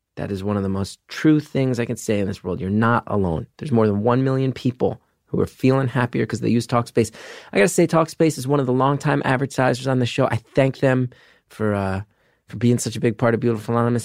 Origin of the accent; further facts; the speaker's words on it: New Jersey, United States; I grew up in the Northeast in the 90s.